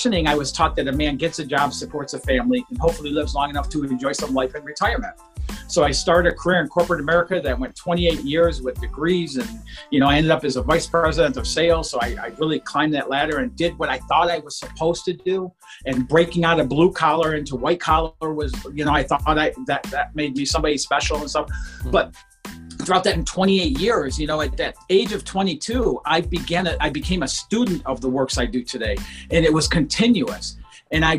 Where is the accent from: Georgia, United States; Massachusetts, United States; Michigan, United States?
Michigan, United States; Detroit; I grew up outside of Detroit, Michigan, in a very low-income, blue-collar family